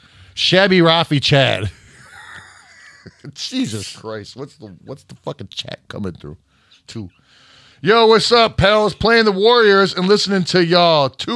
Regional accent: Scotland, United Kingdom; now in England, United Kingdom; I live in England, but was born and raised in Scotland.

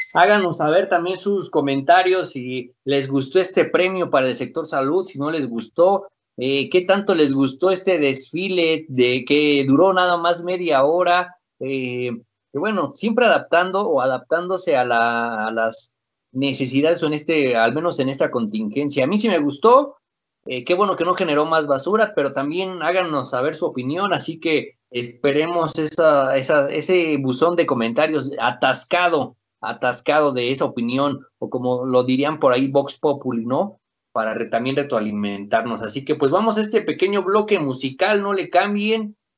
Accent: Mexico; somos mexicanos

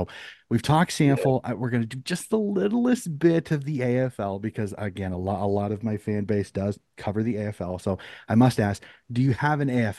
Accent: United States; And again, as an American

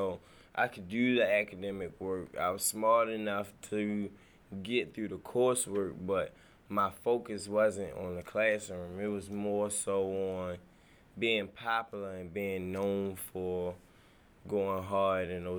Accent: Baltimore, Maryland, United States; I grew up in Northwest Baltimore. I'm from Shirley Avenue, which is in the lower parts of Park Heights.

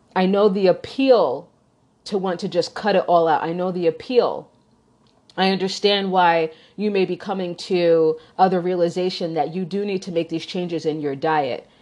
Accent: New York, United States; also born or lived in Chicagoland area; now in Chicago, United States; I grew up in New York

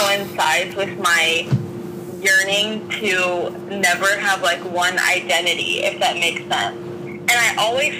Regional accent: Worcester, Massachusetts, United States; now in California, United States; I'm originally from Worcester, Massachusetts

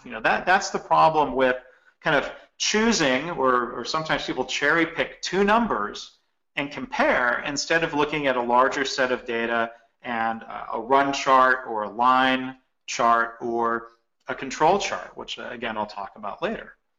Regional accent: Michigan, United States; I grew up actually bowling in Michigan

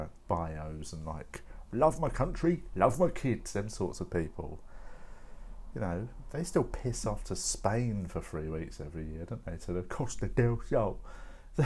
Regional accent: London, United Kingdom; I am a Londoner, I'm an English person

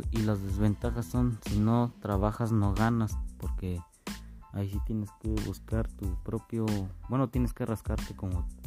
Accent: Tolimán, Querétaro, Mexico; vengo de Tolimán, Querétaro, soy de una comunidad del Cerrito Parado

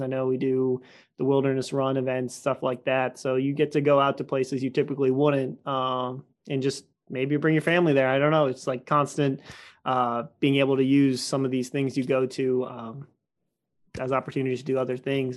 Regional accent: Stafford, Virginia, United States; I grew up in Stafford my whole life

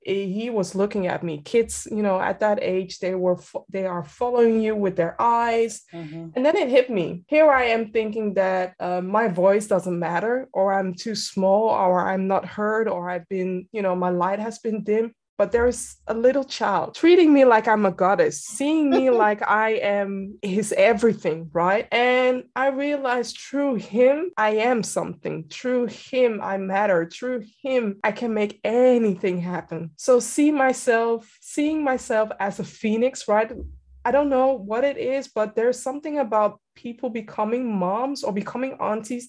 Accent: Amsterdam, North Holland, Netherlands; born and raised in Amsterdam, and I'm currently residing in Amsterdam

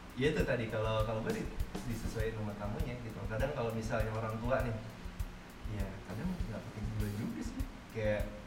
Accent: Java, Indonesia; gua dari Jawa

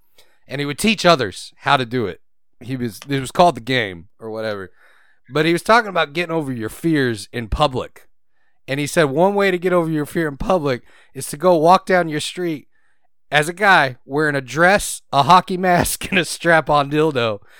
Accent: Houston, Texas, United States; born or raised there; moved away

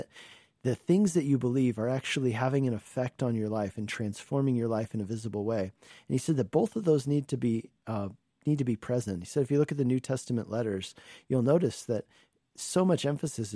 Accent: Colorado, United States; moved away as an adult; also born or lived in Hungary / Longmont, Colorado; I grew up in Colorado, and it's nice to be back where I grew up

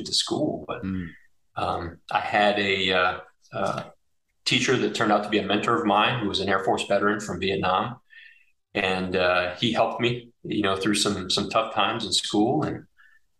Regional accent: Oak Harbor, Washington, United States; moved away; I was born and raised in Oak Harbor, Washington

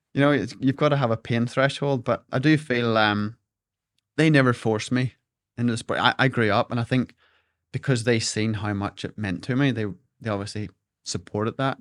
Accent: Larne, Northern Ireland, United Kingdom; I grew up in Dockside Alone

